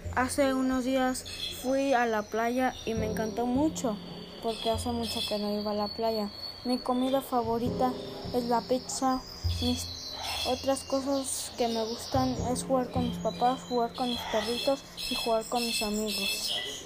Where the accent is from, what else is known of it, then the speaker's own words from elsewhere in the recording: Guadalajara, Jalisco, Mexico; Nací en Guadalajara, más conocido como Jalisco